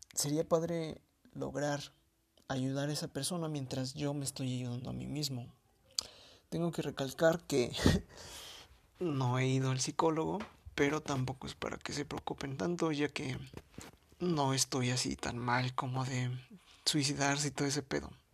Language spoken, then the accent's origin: Spanish; Mexico City, Mexico; soy de la Ciudad de México